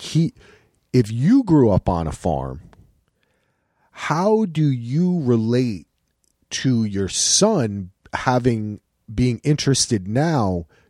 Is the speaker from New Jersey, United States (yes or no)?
yes; New Jersey, United States; And I'm from the Garden State.